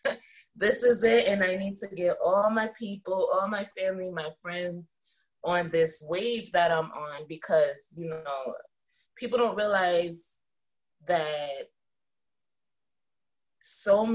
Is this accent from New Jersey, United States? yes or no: yes; New Jersey, United States; I'm from New Jersey.